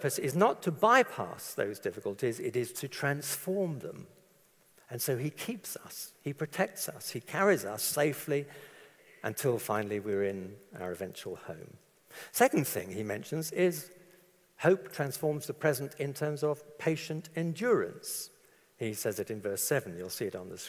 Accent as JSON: {"language": "English", "region": "London", "country": "United Kingdom", "tie": "born or raised there", "said": "I was brought up in London"}